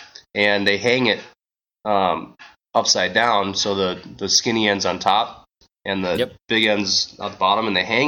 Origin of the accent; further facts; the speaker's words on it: Minnesota, United States; also born or lived in Australia; growing up in Minnesota is the weather affects the fishing here